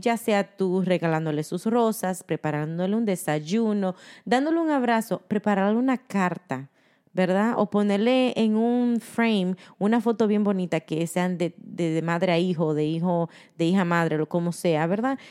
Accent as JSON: {"language": "Spanish", "country": "Dominican Republic", "moved": "yes", "said": "somos dominicanas"}